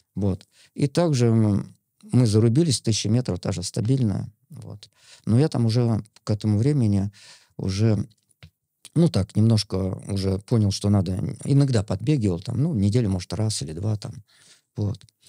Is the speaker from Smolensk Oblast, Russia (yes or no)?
yes; Yemelyanovo, Smolensk Oblast, Russia; moved away; я родился на Смоленщине, такой глухой деревушке Емельяново называется